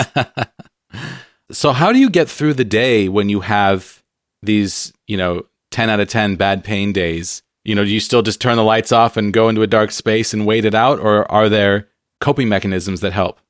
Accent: San Diego, California, United States; now in Pacific Northwest, United States; I'm from San Diego where it's sunny all the time

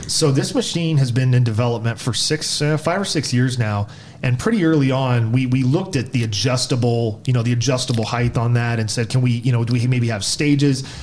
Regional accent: Black Swamp area, Northwest Ohio, United States; grew up in Northwest Ohio, the the Black Swamp area

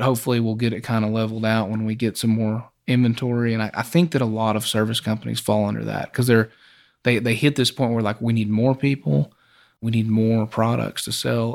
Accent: Hobbs, New Mexico, United States; Well, I grew up in Hobbs

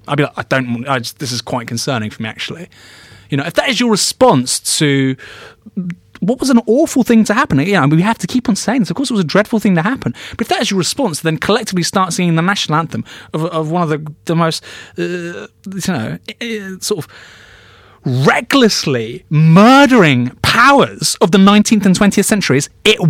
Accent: United Kingdom; I'm British

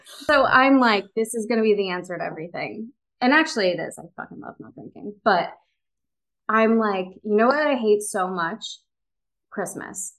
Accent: Chicago, Illinois, United States; moved away as an adult; also born or lived in New York; now in Los Angeles, United States; I'm from the western suburbs of Chicago

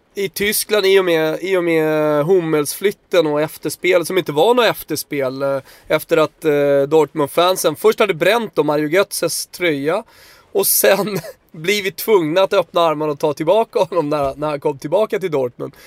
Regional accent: Södertälje, Stockholm County, Sweden; jag är, är från Tälje mer eller mindre

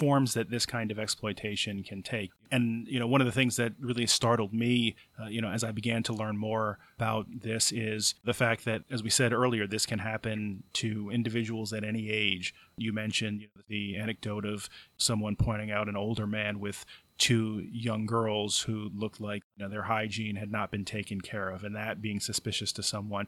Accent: Passaic, New Jersey, United States; also born or lived in Philadelphia; I actually was born in New Jersey, in Passaic, in North

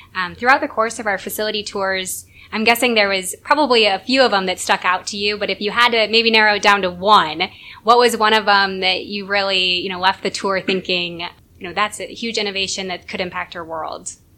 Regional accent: Northeast Iowa, United States; I'm from Northeast Iowa

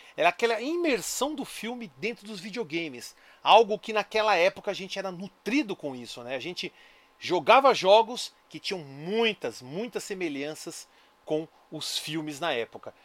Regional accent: São Caetano do Sul, São Paulo, Brazil; born or raised there

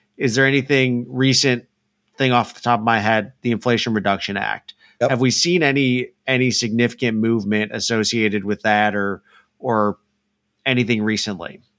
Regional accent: Illinois, United States; now in Dallas, United States; I grew up in Illinois

